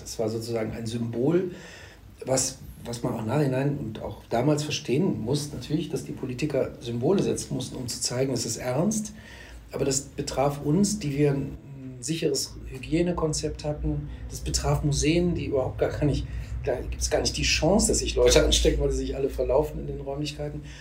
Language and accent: German; Neuss, North Rhine-Westphalia, Germany; also born or lived in Düsseldorf; bin ich tatsächlich gebürtiger Düsseldorfer, wurde dann aber von meinen Eltern verschleppt in, an den linken Niederrhein nach Neuss